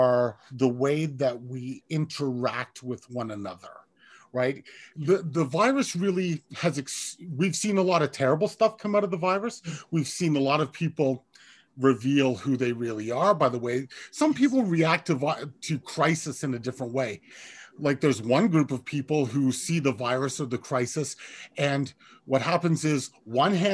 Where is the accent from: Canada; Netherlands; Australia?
Canada; Kingston, Ontario; I am from Kingston, Ontario